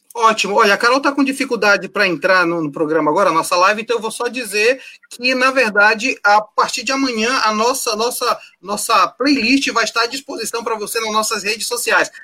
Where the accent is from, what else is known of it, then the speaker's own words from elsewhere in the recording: Amazon, Brazil; nós que somos daqui da Amazônia